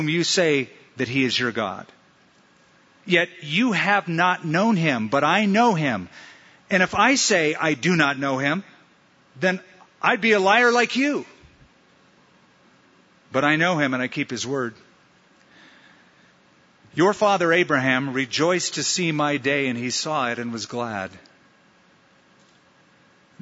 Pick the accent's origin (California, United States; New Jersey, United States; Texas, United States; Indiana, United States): California, United States; Huntington Beach; now in Albuquerque, United States; where I grew up in Huntington Beach